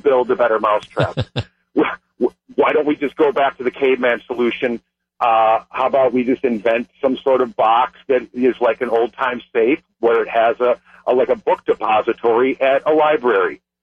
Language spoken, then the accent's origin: English; Brookfield, Wisconsin, United States; we had them growing up in Brookfield also.